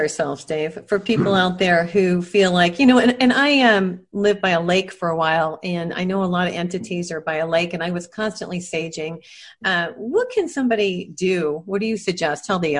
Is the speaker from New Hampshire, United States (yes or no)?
no; New Mexico, United States; I'm in New Mexico, I'm from New Mexico.